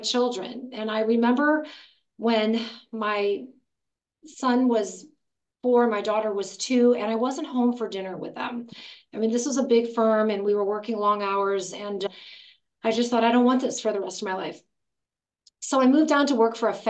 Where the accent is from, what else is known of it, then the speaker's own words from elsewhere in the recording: Gary, Indiana, United States; now in Los Angeles, United States; I was born in Gary, Indiana.